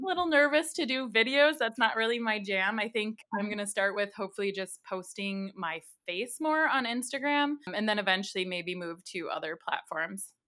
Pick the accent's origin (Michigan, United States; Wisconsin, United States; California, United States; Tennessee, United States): Wisconsin, United States; I'm from Wisconsin